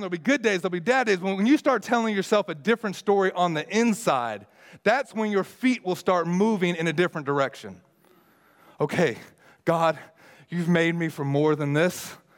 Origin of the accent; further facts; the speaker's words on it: United States; me being as an American